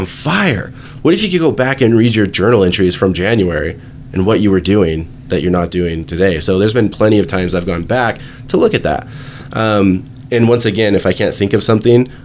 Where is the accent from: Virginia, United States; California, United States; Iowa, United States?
Virginia, United States; I'm from Virginia, so I grew up in Virginia.